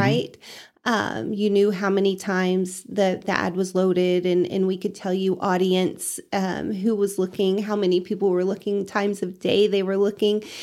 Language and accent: English; Canyon, Texas, United States; now in Amarillo, United States; I grew up in Canyon, went to W T, and then found a job up in Amarillo.